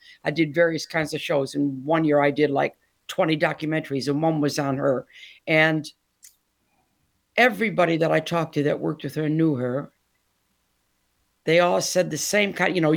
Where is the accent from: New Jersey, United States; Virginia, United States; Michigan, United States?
Michigan, United States; Detroit; moved away as an adult; now in Essex, United Kingdom; born and raised in Detroit